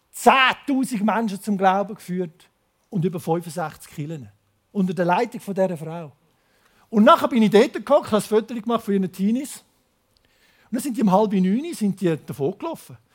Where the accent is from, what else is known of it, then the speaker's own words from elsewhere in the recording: Switzerland; accent: Zürich German; Ich komme aus dem Biotop Schweiz, ins Biotop Laos